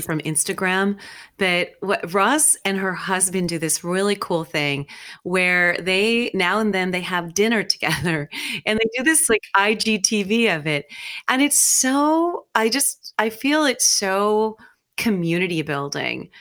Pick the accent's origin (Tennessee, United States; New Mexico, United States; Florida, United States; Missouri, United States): New Mexico, United States; I grew up in New Mexico